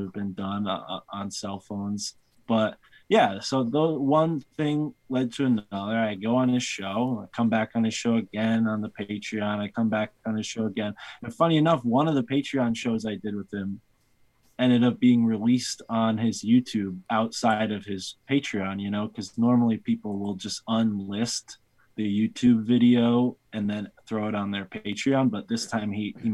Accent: East Coast, United States; accent: East Coast; my East Coast accent

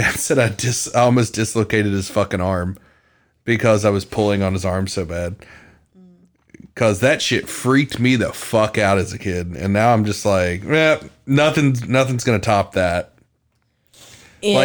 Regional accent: North Carolina, United States; So I grew up in North Carolina, and the town next to us, Morganton

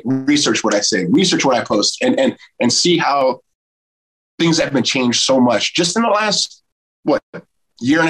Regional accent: United States; I'm just an American

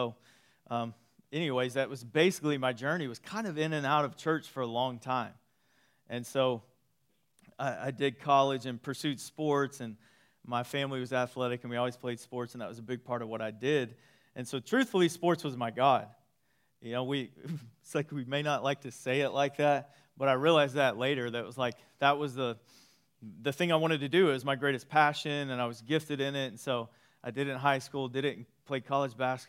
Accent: East Texas, United States; I grew up in East Texas

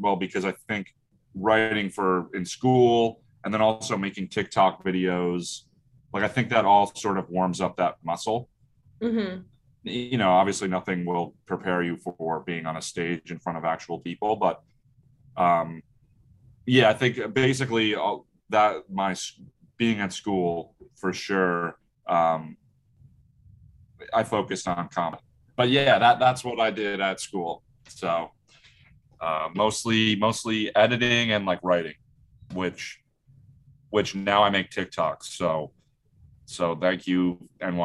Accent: Brick, New Jersey, United States; I'm from Brick, New Jersey

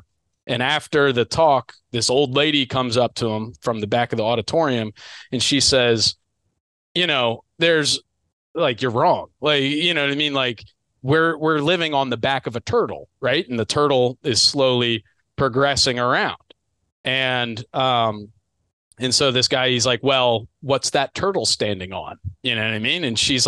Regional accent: Mid-Atlantic, United States; I'm from the Mid-Atlantic.

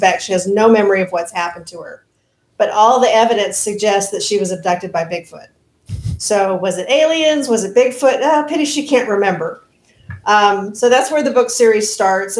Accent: Oklahoma, United States; my home state of Oklahoma

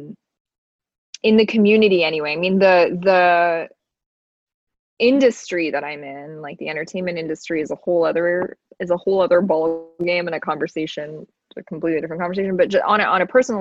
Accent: Toronto, Ontario, Canada; moved away as an adult; also born or lived in Iran / United States; now in Los Angeles, United States; I moved to Toronto when I was 6

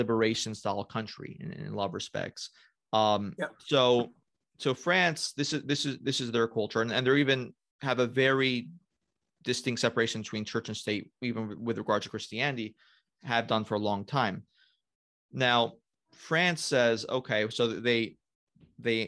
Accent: United States; I am an American

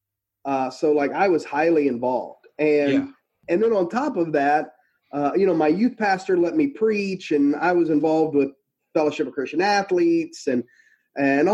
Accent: Brenham, Texas, United States; moved away; also born or lived in Houston, Texas / Springfield, Missouri; I was born in Houston, Texas, raised in a town called Brenham, which is just an hour and 15 minutes outside of town

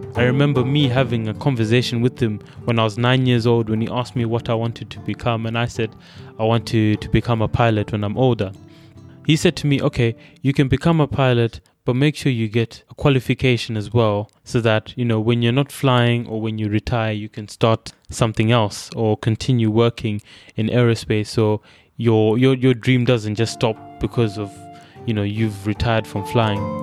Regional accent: Bulawayo, Zimbabwe; moved away as an adult; also born or lived in Masvingo, Zimbabwe; now in United Kingdom; where I grew up in in Bulawayo

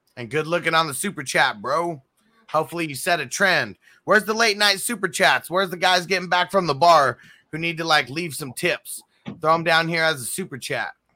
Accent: San Diego, California, United States; I'm from San Diego

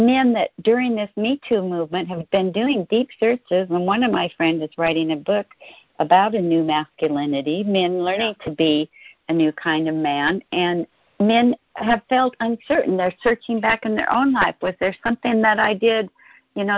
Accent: Spokane, Washington, United States; now in Seattle, United States; I grew up in a small town. Well, it's a medium-sized town, Spokane, Washington, but I've lived in the Seattle

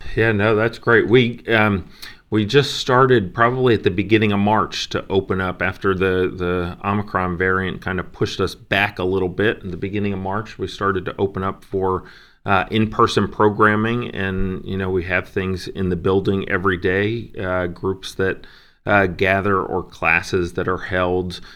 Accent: Ocean Grove, New Jersey, United States; also born or lived in Princeton, New Jersey; We moved uh, when I was five, and then spent most of my childhood and adolescence at the Jersey Shore in Ocean Grove

